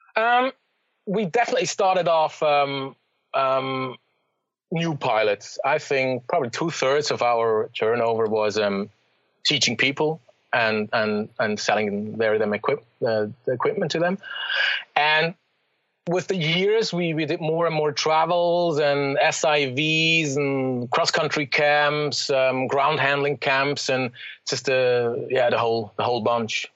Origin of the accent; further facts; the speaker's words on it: Zurich, Switzerland; moved away as an adult; I was born in Zurich in the city